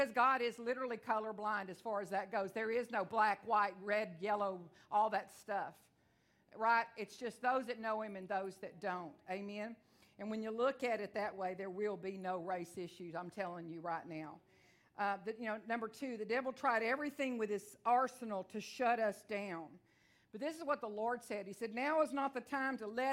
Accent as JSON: {"language": "English", "region": "Texas", "country": "United States", "said": "I am from Texas. I talk real fast"}